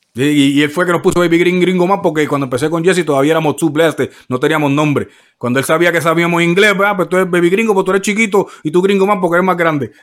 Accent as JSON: {"language": "Spanish", "country": "Puerto Rico", "tie": "born or raised there", "also_born_or_lived": "New York", "said": "yo nací en Nueva York, pero me quería en Puerto Rico"}